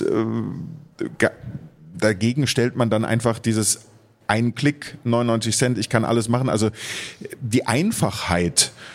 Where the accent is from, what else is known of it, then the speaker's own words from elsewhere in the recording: Germany; bei uns in Deutschland